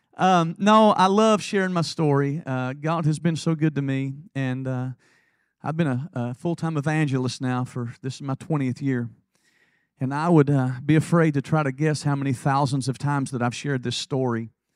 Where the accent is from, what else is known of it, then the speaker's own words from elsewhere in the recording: Lake City, Tennessee, United States; I was raised in Lake City, Tennessee